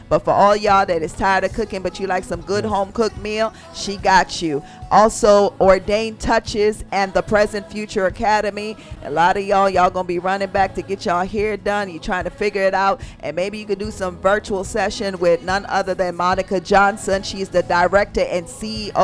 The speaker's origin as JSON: {"language": "English", "country": "Jamaica", "said": "I'm from Jamaica"}